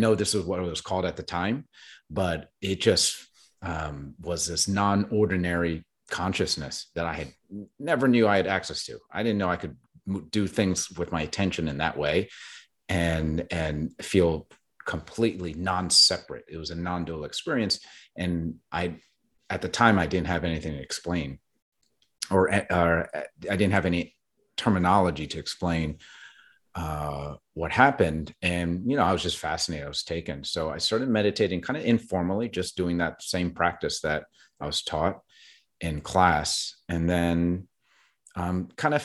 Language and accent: English; New Jersey, United States; now in Brooklyn, United States; I was born in South Jersey and grew up with a Christian background